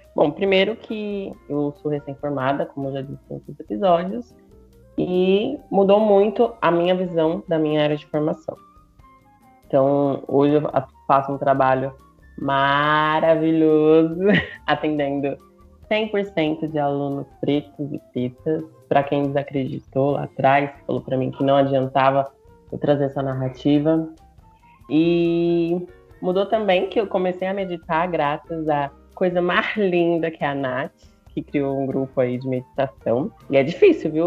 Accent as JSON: {"language": "Portuguese", "region": "São Paulo", "country": "Brazil", "said": "eu sou de São Paulo"}